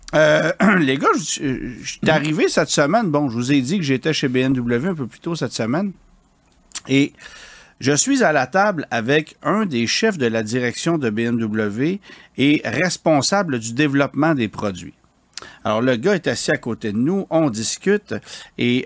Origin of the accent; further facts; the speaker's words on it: Quebec, Canada; chez nous au Québec